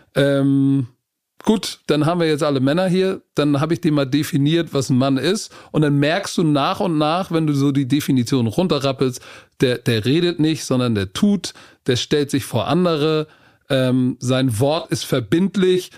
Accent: Hamburg, Germany; ich komme aus Hamburg hier. Altona, St. Pauli ist so die Gegend, wo ich als Kind aufgewachsen bin

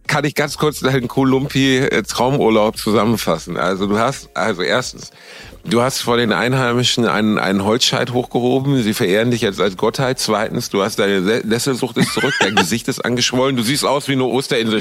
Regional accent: Cologne, North Rhine-Westphalia, Germany; Ich befinde mich natürlich wieder in Brot und Tätigkeit in meiner Heimat in Köln

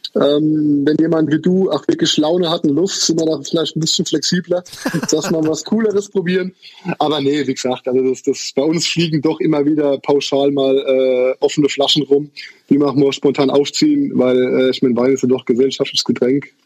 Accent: Haßloch, Rhineland-Palatinate, Germany; Also ich bin aus der Pfalz tatsächlich. Ich komme aus dem äh, deutschen Durchschnittsdorf Hasloch.

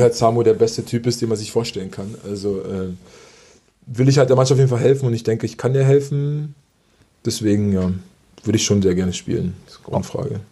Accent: Berlin, Germany; also born or lived in Italy; ich komme aus Berlin, also ich wohne ja aus, in Berlin

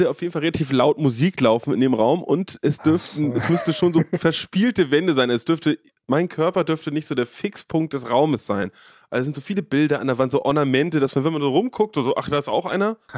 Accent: Dithmarschen, Schleswig-Holstein, Germany; moved away; du hast ja äh, Dittmarschenverbot. Ja, ich darf nicht in meine Heimat

